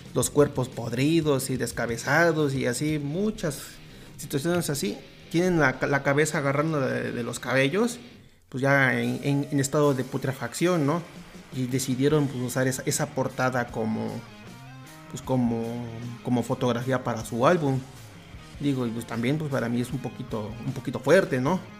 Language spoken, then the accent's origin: Spanish; Mexico; nosotros como mexicanos